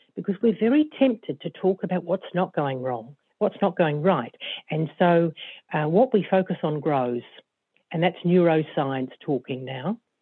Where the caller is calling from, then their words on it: Auckland, New Zealand; I'm phoning in from Auckland, New Zealand, and uh, my business is based uh, in Auckland.